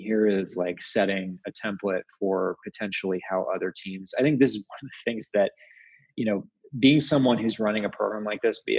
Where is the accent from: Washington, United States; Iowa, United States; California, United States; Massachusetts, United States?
Washington, United States; Seattle; also born or lived in upstate New York / San Francisco / Utah; now in Salt Lake City, United States; I grew up in Seattle